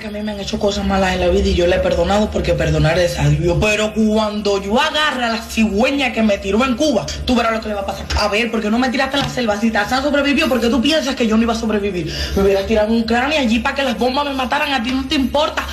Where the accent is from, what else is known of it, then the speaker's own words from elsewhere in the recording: Venezuela; como decimos los el venezolano